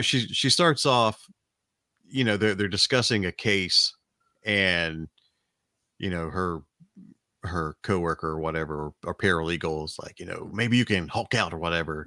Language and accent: English; Alabama, United States; We are from Alabama. It's Southern Hospitality